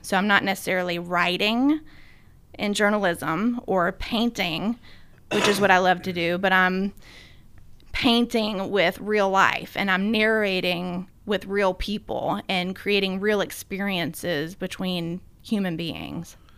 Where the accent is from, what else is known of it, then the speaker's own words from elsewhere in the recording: Sumner County, Tennessee, United States; also born or lived in Boston, Massachusetts; I grew up in Tennessee, here in Sumner County